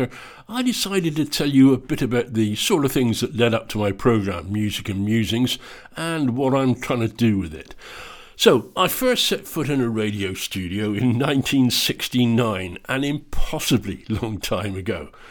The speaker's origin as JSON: {"language": "English", "region": "England", "country": "United Kingdom", "moved": "as an adult", "lives_now": "Scotland, United Kingdom", "said": "I'm English, but have now spent more than half my life in Scotland"}